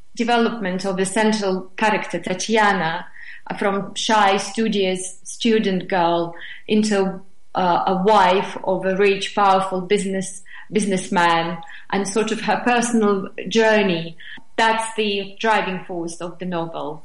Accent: Moscow, Russia; English is a second language; now in England; I was born and raised in Moscow

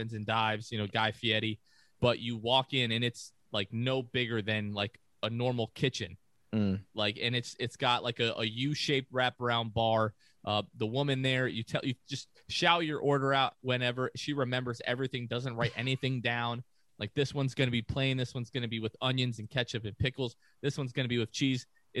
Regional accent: Hackensack, New Jersey, United States; born there; also born or lived in Clifton, New Jersey; I was born in Hackensack, New Jersey. The first home that I ever lived in was in Clifton.

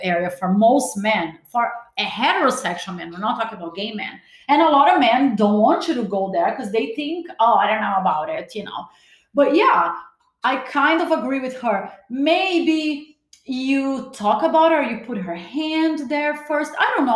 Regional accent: Brazil; also born or lived in Los Angeles, United States; now in Miami, United States; As much as I was born in Brazil, every time I step in LA, I feel like I'm home.

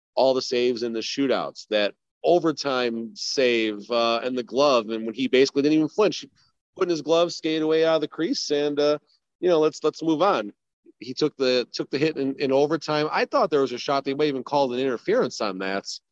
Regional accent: Las Vegas, Nevada, United States; born or raised there

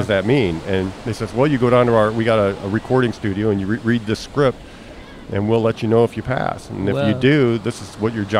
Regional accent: Grand Rapids, Michigan, United States; now in Pullman, United States; You can tell by the accent if you notice it. And I'm from Grand Rapids, Michigan.

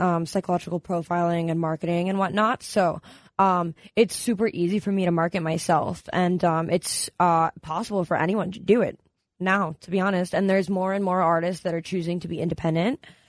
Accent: Maryland, United States; now in Los Angeles, United States; I'm from Maryland originally.

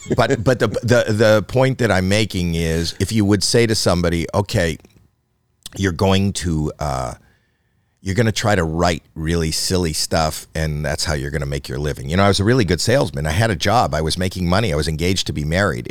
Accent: Canada; I'm Canadian

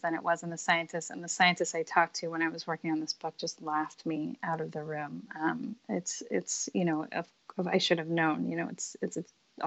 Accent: Los Angeles, California, United States; now in Brooklyn, United States; I grew up in Los Angeles.

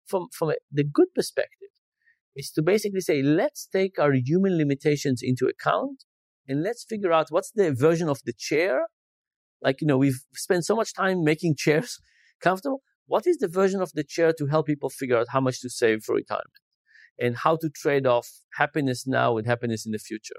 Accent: Israel; moved away; I grew up in Israel

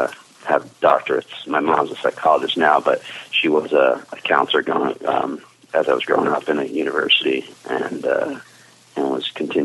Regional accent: New Jersey, United States; I still live in the same neighborhood I was born in.

